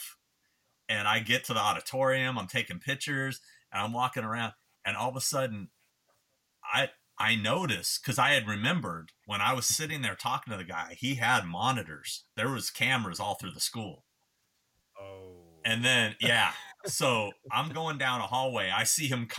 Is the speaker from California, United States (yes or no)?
yes; California, United States; I'm from California